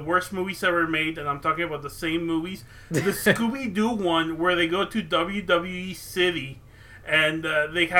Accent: Mexico; moved away; I grew up in Mexico

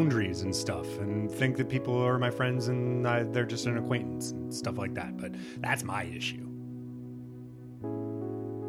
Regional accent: Midwest, United States; I'm from the Midwest

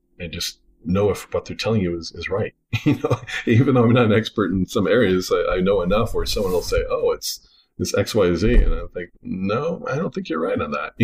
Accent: Tempe, Arizona, United States; moved away as an adult; now in Colorado, United States; I grew up in Tempe area, went from kindergarten through college, living in the same house there.

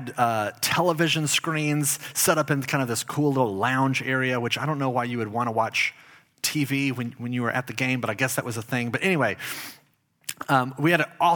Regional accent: Dallas, Texas, United States; I lived in Dallas. I grew up in Dallas, Texas.

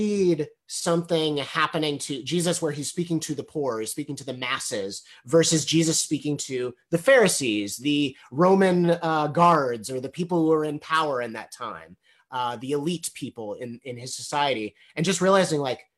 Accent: Evanston, Illinois, United States; I grew up in Evanston, Illinois

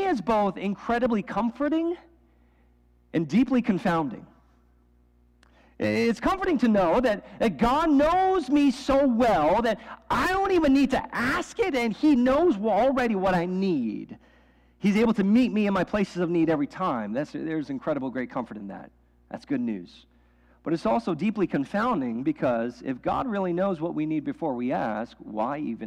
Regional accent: New York City, New York, United States; moved away; I grew up in New York City. Like, that was like every weekend, my friends and I would take the Staten Island Ferry into the subway

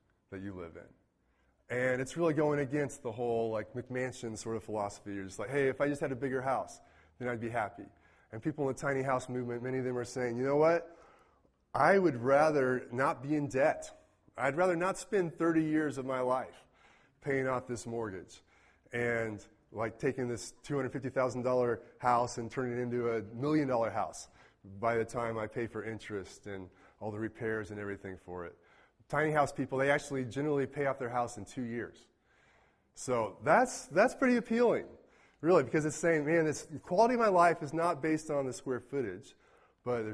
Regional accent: Mayetta, Kansas, United States; now in Manhattan, United States; I count Mayetta, Kansas as my hometown. Population 200 and change.

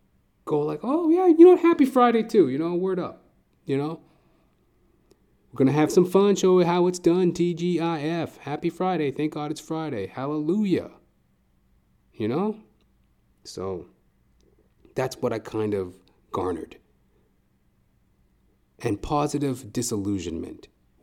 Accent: Trinidad & Tobago; He was this old Trinidadian dude, right? And I'm Trinidadian, right? So I felt that connection.

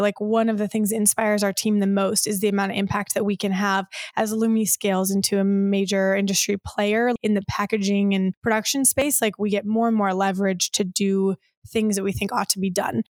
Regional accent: Michigan, United States; now in California, United States; I grew up in Michigan

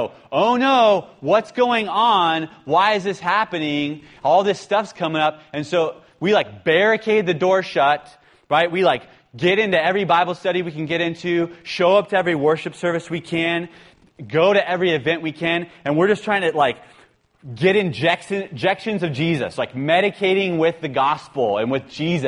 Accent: San Francisco, California, United States; I'm from San Francisco.

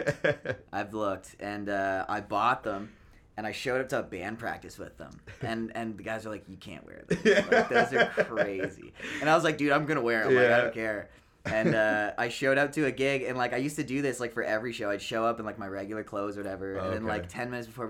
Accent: London, Ontario, Canada; I'm from London

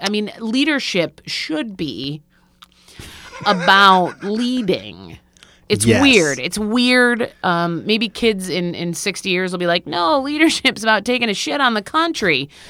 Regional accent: New York, United States; I grew up in Central New York, it's cold there

